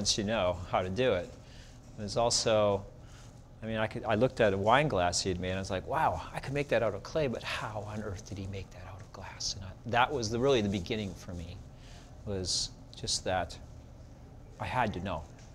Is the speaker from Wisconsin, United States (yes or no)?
yes; Sheboygan, Wisconsin, United States; moved away as an adult; now in Providence, United States; I was an apprentice to a ceramic artist in my hometown in Sheboygan, Wisconsin.